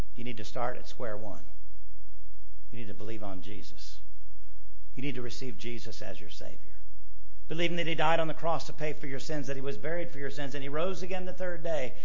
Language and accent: English; United States; I love being an American